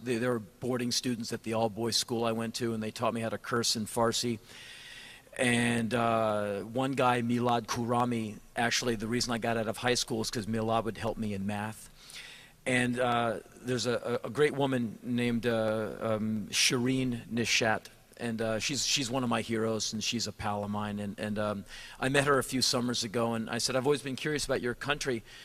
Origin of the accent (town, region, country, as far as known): United States